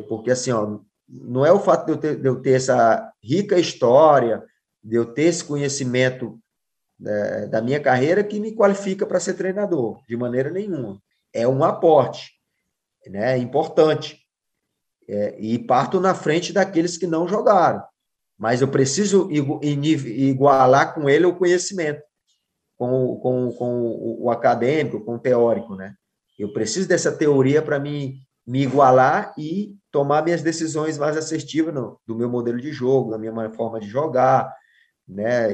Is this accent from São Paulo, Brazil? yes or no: no; Ceará, Brazil; moved away; also born or lived in Spain / Argentina; eu sou cearense e sou cearense lá de Xirambim, ainda mais, 200 quilômetros da capital